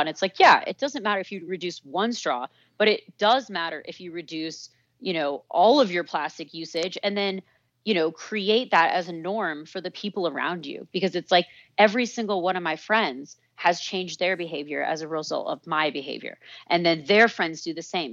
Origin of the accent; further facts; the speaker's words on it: Santa Fe, New Mexico, United States; moved away as an adult; also born or lived in Santa Barbara; I grew up in Santa Fe, New Mexico